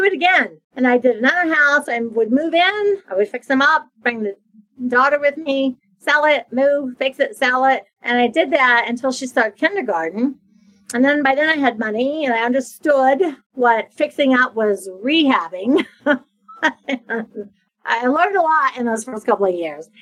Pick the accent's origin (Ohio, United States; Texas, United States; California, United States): Ohio, United States; a small town in; moved away as an adult; now in Florida, United States; I'm from Ohio, from a small town in Ohio. I had moved to Florida. So I'd been living in Florida for a decade.